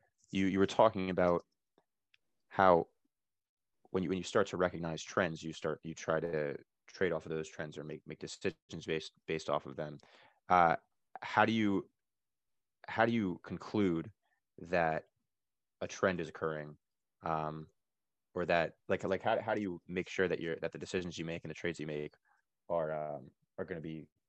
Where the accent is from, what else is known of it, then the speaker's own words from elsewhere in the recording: New York City, New York, United States; I'm from the Upper West Side of Manhattan.